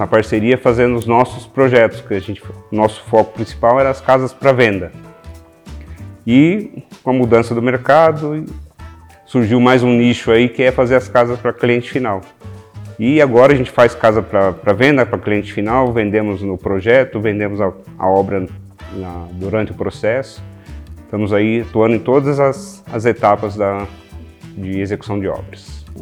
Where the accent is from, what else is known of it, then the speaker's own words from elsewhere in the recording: Sorocaba, São Paulo, Brazil; sou aqui de Sorocaba